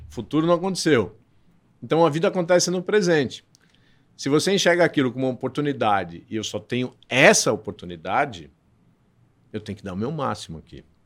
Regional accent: Santos, São Paulo, Brazil; moved away as an adult; now in São Paulo, Brazil; eu sou de Santos

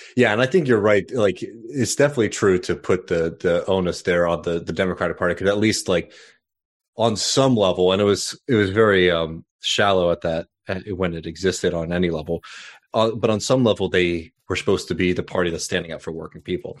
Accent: Austin, Texas, United States; born or raised there; now in South Carolina, United States

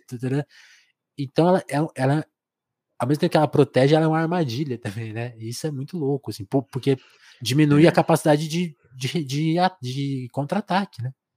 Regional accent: Ribeirão Preto, São Paulo, Brazil; eu sou de Ribeirão, eu sou de Ribeirão Preto, eu sou de São Paulo, mas eu vivo aqui no interior de São Paulo

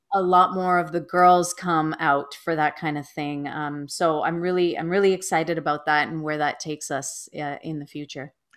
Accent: Toronto, Ontario, Canada; I was born and raised in Toronto, Ontario, Canada

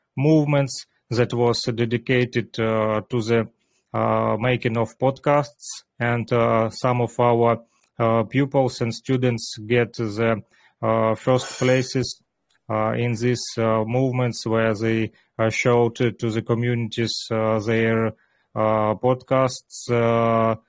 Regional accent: Luhansk, Luhansk Oblast, Ukraine; English is a second language; I was born in Lugansk city

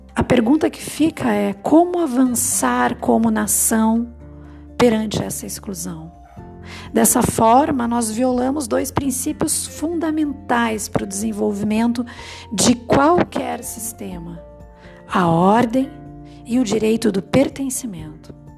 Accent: Brazil; a gente como brasileiro

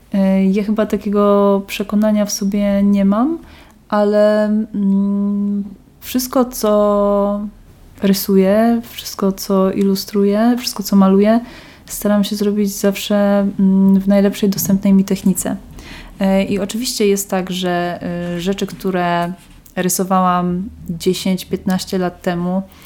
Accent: Kraków, Lesser Poland, Poland; now in Wrocław, Poland

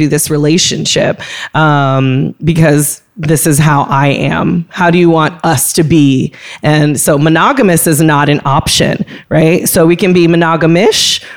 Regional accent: California, United States; moved away; growing up in California

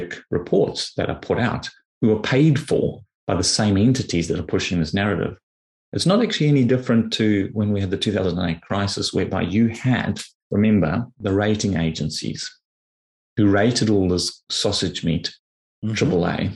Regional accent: South Africa; you and I grew up in South Africa

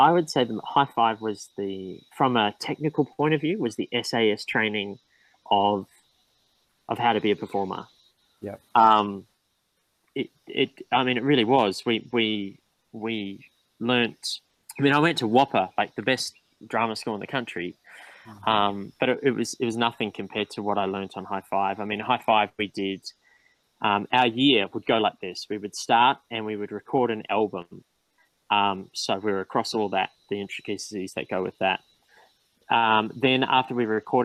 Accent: Blenheim, Marlborough, New Zealand; also born or lived in Australia; now in Port Macquarie, Australia; I was born in Australia, but I grew up in New Zealand. I moved to New Zealand at a very early age. And I moved to a town called

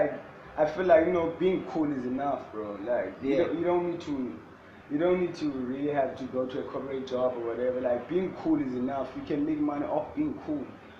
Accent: Eastern Cape, South Africa; now in Cape Town, South Africa; I'm from the Eastern Cape.

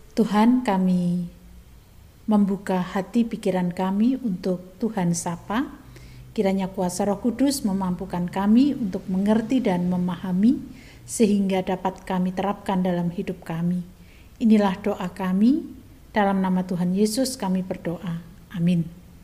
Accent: Java, Indonesia; kita sebagai orang Jawa

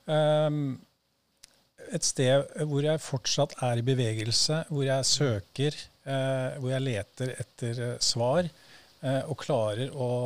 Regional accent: Nøtterøy, Vestfold, Norway; jeg er oppvokst på Nøtterøy

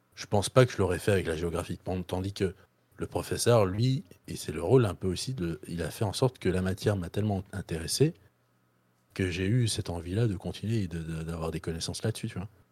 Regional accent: Belgium; moi, je suis belge

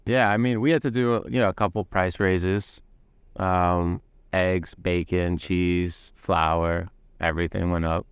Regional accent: New York City, New York, United States; I'm from Windsor Terrace, Brooklyn

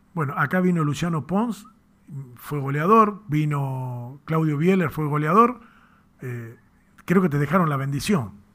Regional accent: Tucumán, Argentina; nosotros estamos acá en Tucumán, sufriendo como buenos tucumanos

